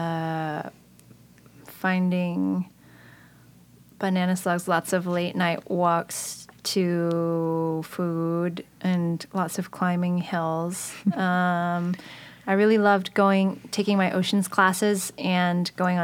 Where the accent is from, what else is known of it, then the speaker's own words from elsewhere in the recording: San Jose, California, United States; also born or lived in Malaysia; We settled in San Jose